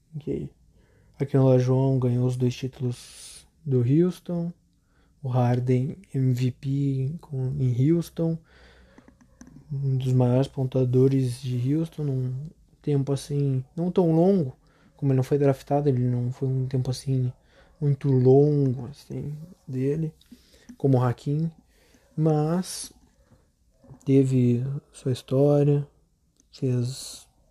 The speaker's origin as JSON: {"language": "Portuguese", "town": "Canoas", "region": "Rio Grande do Sul", "country": "Brazil", "said": "Eu sou do Rio Grande do Sul, Canoas, tenho 16 anos"}